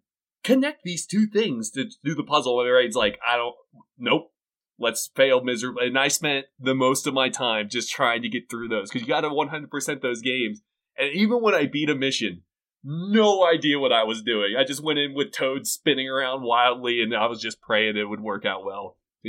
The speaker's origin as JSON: {"language": "English", "town": "Pittsburgh", "region": "Pennsylvania", "country": "United States", "moved": "yes", "lives_now": "New Mexico, United States", "said": "I'm originally from Pittsburgh, but now I'm down in New Mexico."}